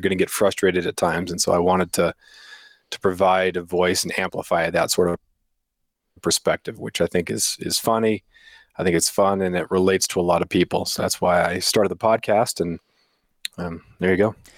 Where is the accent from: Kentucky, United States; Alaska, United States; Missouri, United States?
Alaska, United States; Prince of Wales Island; also born or lived in Ketchikan, Alaska; I grew up on Prince of Wales Island, which is the third largest island in the United States.